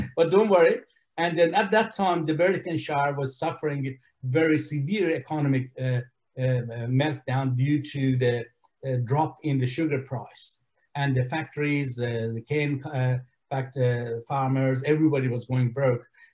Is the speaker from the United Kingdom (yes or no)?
no; Iran; now in Australia; I came to Australia from Iran, and Iran was a country where I was treated as an outcast